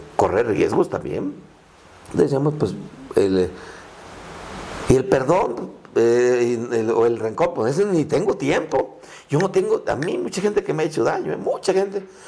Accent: Tierra Caliente, Michoacán, Mexico; first language Purépecha; Spanish is a second language; vengo de Tierra Caliente

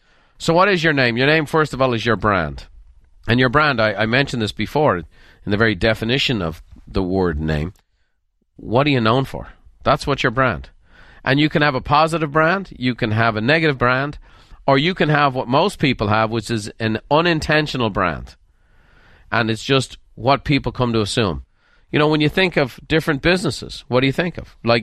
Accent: Dublin, Leinster, Ireland; I grew up in Dublin, Ireland, and a lot of my friends were Murphys and McCormicks and O'Briens and Sweeneys

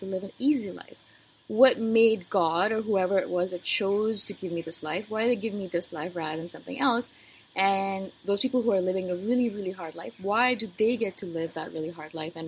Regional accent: India; moved away; as an Indian-born female?

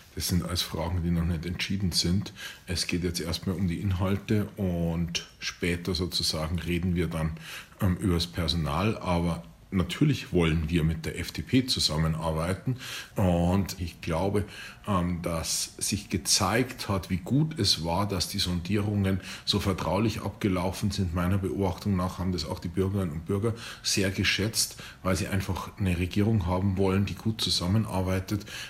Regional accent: the south of Bavaria, Germany; ich komme aus dem Süden von Bayern

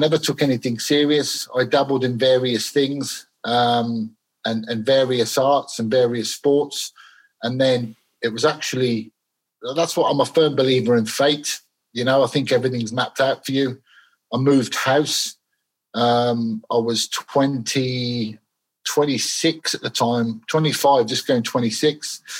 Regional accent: Birmingham, West Midlands, United Kingdom; also born or lived in Glasgow; I was born in Glasgow. My parents were Scottish. I lived there till I was a young boy. Lived there till I was about 9 years old, and then my mum remarried, and then I grew up in moved to Birmingham.

